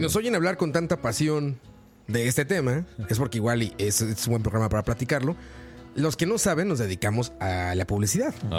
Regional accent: Mexico; now in Costa Rica; mi país de origen, México

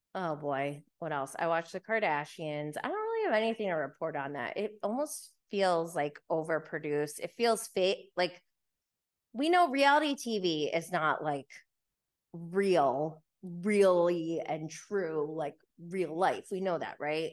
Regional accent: New York, United States; I am from New York

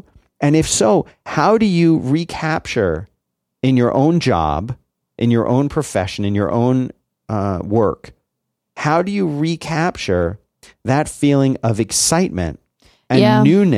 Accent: Philadelphia, Pennsylvania, United States; But the yeah, but there are people like where I grew up in Philly. A barbecue just meant hot dogs and burgers on a grill.

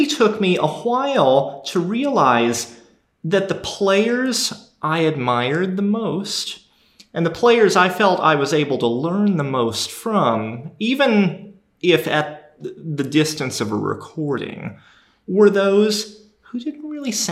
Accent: Minnesota, United States; moved away; also born or lived in the South (US); I grew up in Minnesota

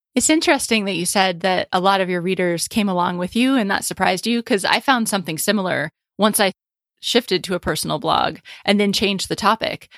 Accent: United States; moved away as an adult; also born or lived in Paris, France / England; I'm an American in Paris

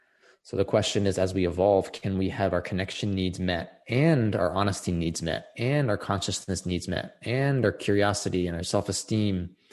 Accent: Texas, United States; Something like where you're born, you know, I'm from Texas.

